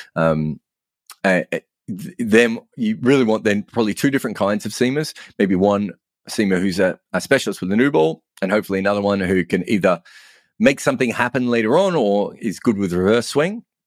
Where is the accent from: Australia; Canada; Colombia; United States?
Australia; moved away as an adult; now in England, United Kingdom; me being an Australian